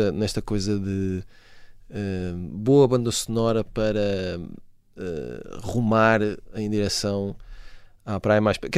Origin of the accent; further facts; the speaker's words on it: Portugal; nós, como bons portugueses